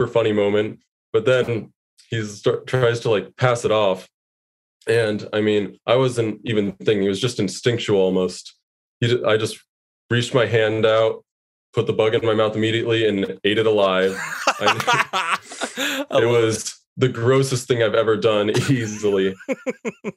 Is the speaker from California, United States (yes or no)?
yes; San Diego, California, United States; moved away as an adult; now in Los Angeles, United States; I was born in San Diego. Both my parents lived there at the time